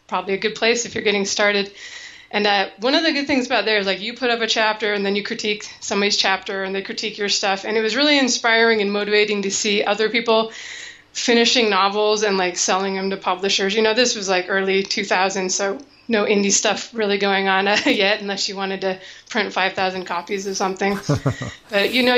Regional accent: Seattle, Washington, United States; moved away as an adult; now in Arizona, United States; growing up in Seattle, I was always like borderline depressed in the winter

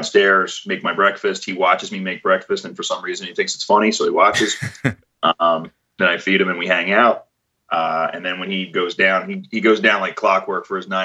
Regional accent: Philadelphia, Pennsylvania, United States; moved away as an adult; also born or lived in New York City; I'm from Philadelphia originally

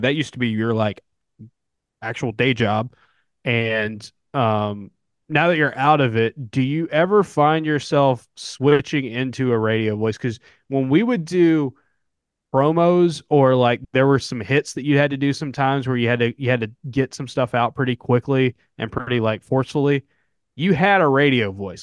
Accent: the South, United States; accent: southern; I've almost always just lived in the South my entire life

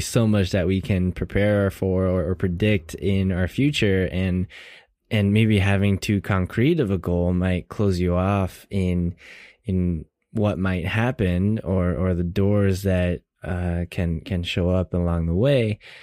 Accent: Seattle, Washington, United States; Born and raised in Seattle, um, all my life

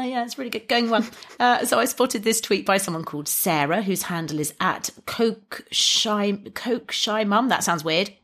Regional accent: England, United Kingdom; as an English person

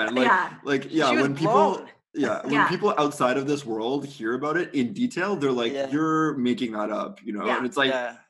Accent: Canada; there's two L's in canceled because we're Canadian.

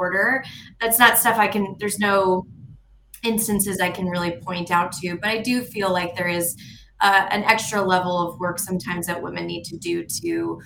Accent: Friendswood, Texas, United States; also born or lived in Austin, Texas; So I grew up in this small town called Friendswood, Texas, and it's right next to Johnson Space Center

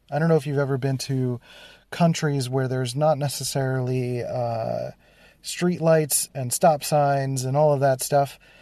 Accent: Philadelphia, Pennsylvania, United States; born or raised there

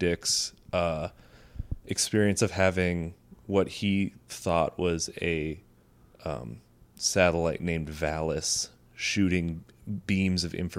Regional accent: United States; growing up in America

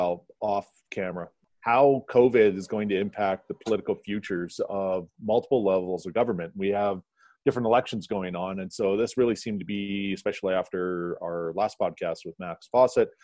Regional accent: Canada; as a Canadian and on the opposite side of the continent

